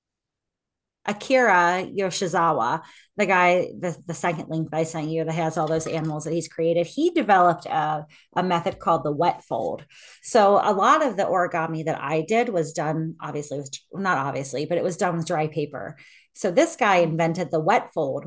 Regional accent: United States; I am American.

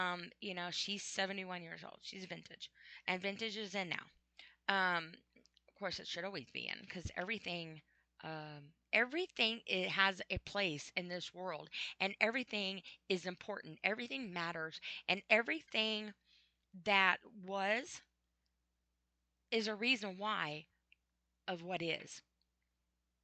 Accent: United States; I'm an American

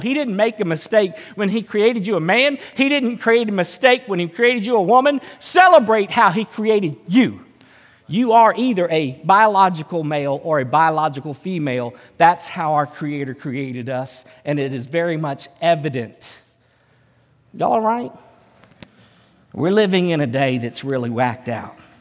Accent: United States; as an American

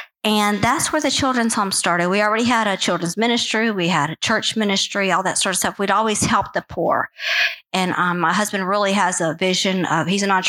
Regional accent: Peru; also born or lived in Guatemala / Mexico; So I grew up in Guatemala, Mexico, and mostly Peru.

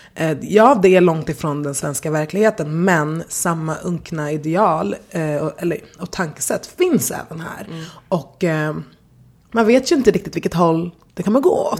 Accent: Stockholm, Stockholm County, Sweden; jag har levt hela, eller nästan hela mitt liv här

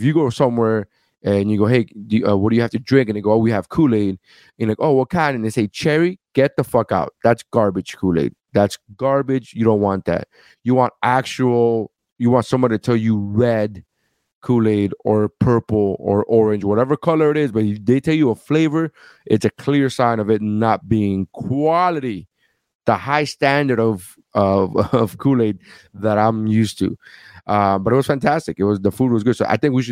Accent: Miami, Florida, United States; I grew up right here in Miami

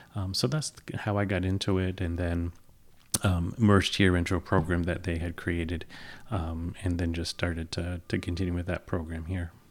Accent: Peru, New York, United States; also born or lived in San Antonio, Texas / England; I grew up in Peru

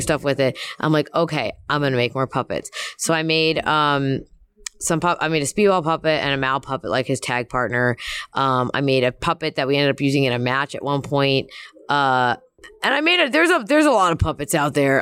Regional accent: Philadelphia, Pennsylvania, United States; I'm from Philly

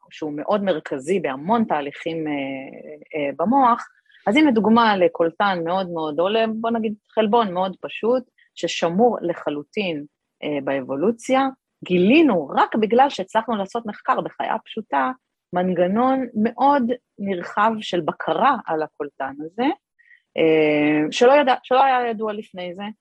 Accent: Kiryat Ata, Haifa District, Israel; גדלתי בקריית אתא, אחרי זה עברנו לחיפה, אבל אה, גדלתי בקריית אתא

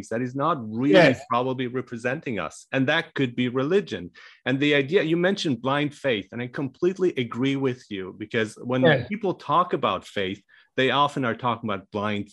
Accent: Germany; moved away; also born or lived in Iran; I was born in Iran, but I grew up in Germany

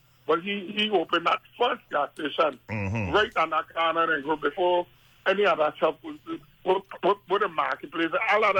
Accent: Frederiksted, St. Croix, U.S. Virgin Islands; I come from Fredrickson, I come from Grove.

